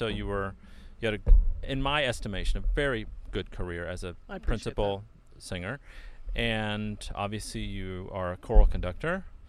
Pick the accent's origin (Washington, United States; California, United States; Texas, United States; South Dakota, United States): California, United States; San Bernardino; now in Los Angeles, United States; I'm a fourth generation SoCal guy, but not Los Angeles. I'm from San Bernardino